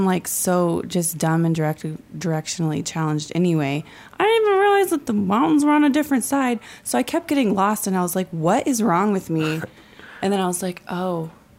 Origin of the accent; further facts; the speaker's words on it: Kansas City suburb, United States; moved away; also born or lived in Missouri; I grew up in Kansas. Kansas City you said suburb.